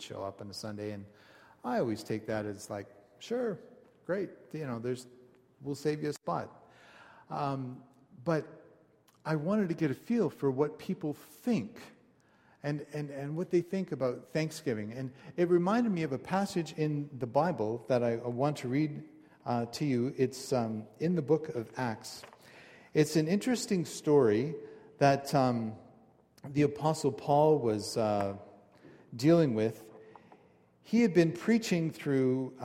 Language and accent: English; Canada; I'm a Canadian